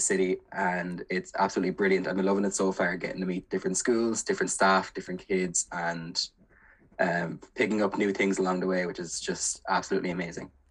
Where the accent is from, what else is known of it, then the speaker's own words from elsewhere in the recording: Kilkenny, Leinster, Ireland; moved away as an adult; now in Galway, Ireland; I'm originally from Kilkenny, but I did my undergrad here in Galway